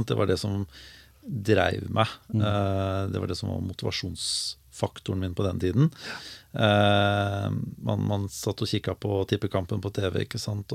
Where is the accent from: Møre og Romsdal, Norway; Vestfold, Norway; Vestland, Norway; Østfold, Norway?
Vestfold, Norway; Larvik; also born or lived in Oslo / Skien; jeg er født og oppvokst i Larvik